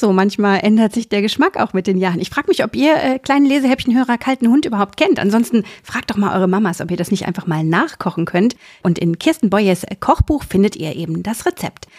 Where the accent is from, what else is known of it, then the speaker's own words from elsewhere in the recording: Hesse, Germany; Ich bin ja hier aus Hessen